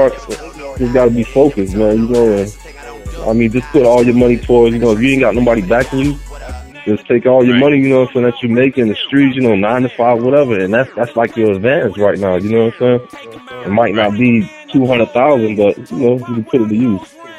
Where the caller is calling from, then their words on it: Miami, Florida, United States; I'm calling from Dade County, 305. That's Miami Dade. You know, Miami, Florida.